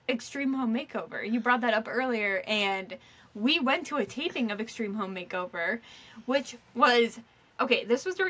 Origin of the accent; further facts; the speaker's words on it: Surry, Maine, United States; moved away; also born or lived in Boston; I'm from Surrey, Maine.